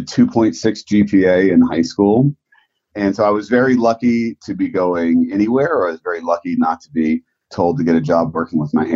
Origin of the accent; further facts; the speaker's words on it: Prince George's County, Washington, D.C. area, Maryland, United States; I grew up in Washington, D.C. area. I grew up in Prince George's County